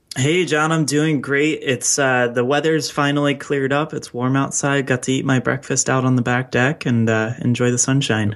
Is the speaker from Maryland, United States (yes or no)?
yes; Baltimore, Maryland, United States; my hometown of Baltimore